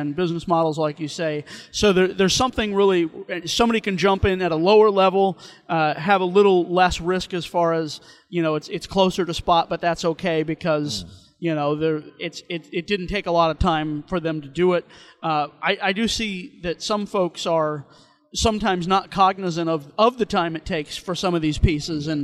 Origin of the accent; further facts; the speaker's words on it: St. Louis, Missouri, United States; I'm from St. Louis